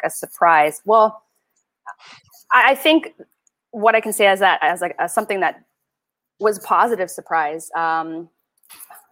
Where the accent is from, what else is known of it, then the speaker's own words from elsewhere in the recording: Canada; moved away as an adult; now in South Florida, United States; now I'm from Canada